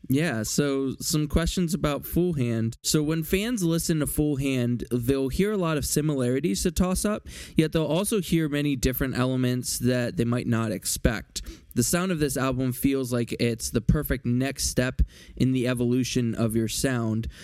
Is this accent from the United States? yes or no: yes; Philadelphia, Pennsylvania, United States; I am from Philly